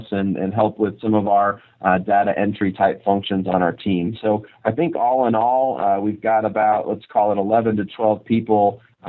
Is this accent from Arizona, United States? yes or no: yes; Glendale, Arizona, United States; Glendale, Arizona, which is about 40 minutes from Tempe. It's actually my hometown